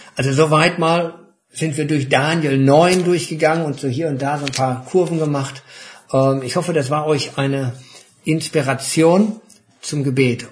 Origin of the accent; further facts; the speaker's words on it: Germany; wir als Deutsche